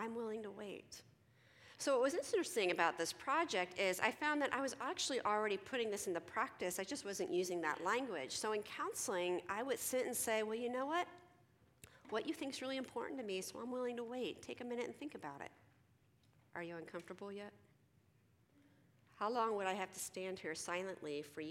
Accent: Philadelphia, Pennsylvania, United States; I'm from Philly

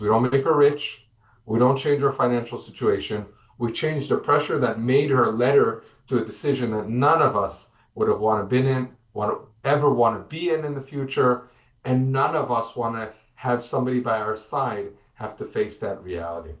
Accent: United States; now in Israel; I'm an American.

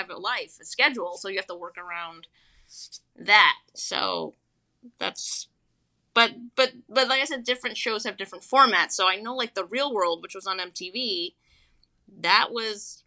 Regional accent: New York, United States; I'm from New York.

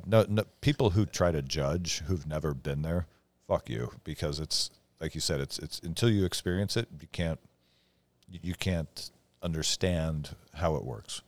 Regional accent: north of Wenatchee, eastern Washington, United States; moved away; growing up over north of Wenatchee

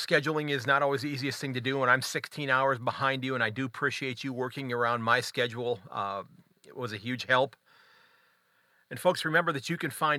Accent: United States; as an American fan

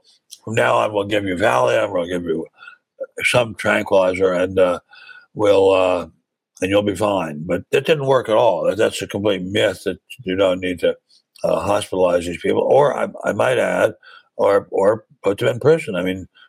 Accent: Maryland, United States; moved away as an adult; also born or lived in Washington; now in Southern California, United States; I was a speechwriter for a U.S. senator from my home state of Maryland when I was still a teenager

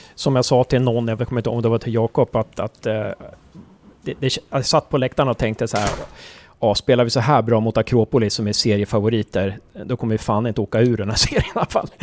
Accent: Uppsala, Uppsala County, Sweden; jag är från Uppsala också

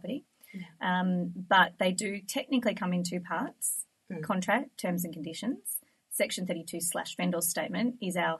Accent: Frankston, Victoria, Australia; Growing up in Frankston

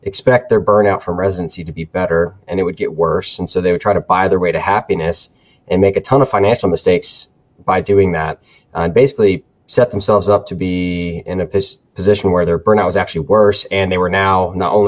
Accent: Florida, United States; moved away as an adult; also born or lived in South Carolina / North Carolina; I'm originally from Florida

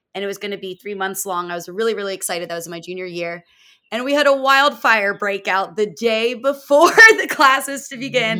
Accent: outside of Philadelphia, Pennsylvania, United States; now in Florida, United States; I'm not from Florida originally. I'm from uh, Pennsylvania, outside of Philadelphia

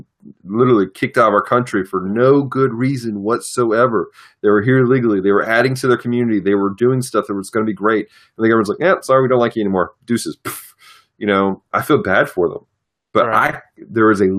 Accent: United States; as an American citizen

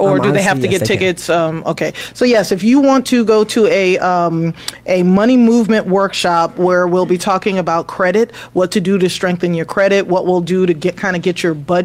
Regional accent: New York City, New York, United States; also born or lived in Queens, New York; now in Atlanta, United States; I grew up in New York City. I lived in the Bronx for the first 10 years of my life

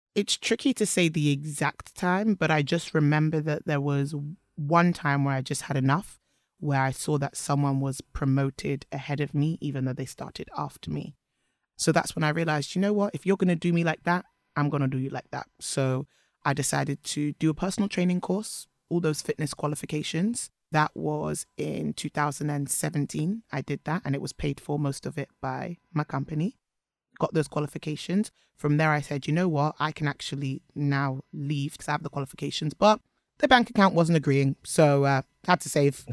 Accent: London, United Kingdom; also born or lived in Edgware; I was born in London. to Nigerian immigrant parents

